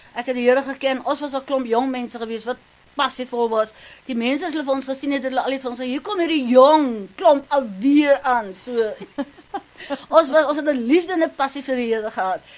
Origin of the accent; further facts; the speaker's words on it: Namibia; now in South Africa; i am from Namibia